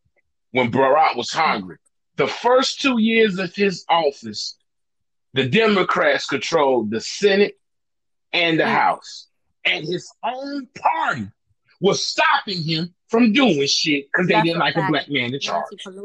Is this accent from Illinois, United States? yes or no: yes; Chicago, Illinois, United States; I taught that dude. I'm from Chicago. His whole shit is my shit.